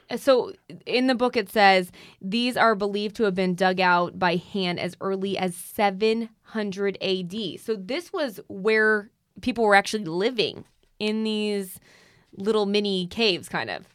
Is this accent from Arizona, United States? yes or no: yes; Arizona, United States; in my home state